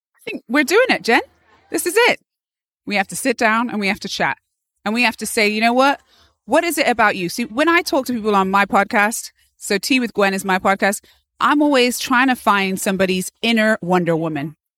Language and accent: English; Bath, South West England, United Kingdom; moved away as an adult; also born or lived in London; now in United States; I am from England originally, Bath, England.